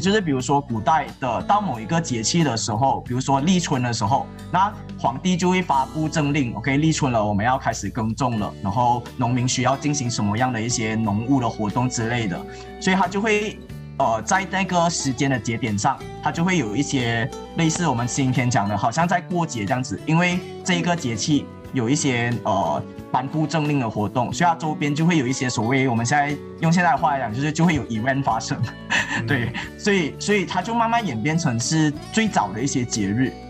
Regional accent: Malaysia; 我们马来西亚华人

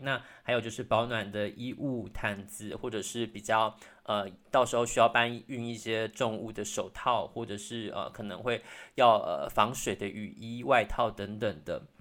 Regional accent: Taiwan; 我相信身为台湾人其实对于战争一直都是一直有一种危机意识存在的

